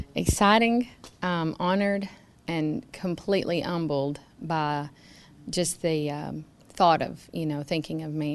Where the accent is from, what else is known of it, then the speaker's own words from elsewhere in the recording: Franklin County, Tennessee, United States; I'm from Franklin County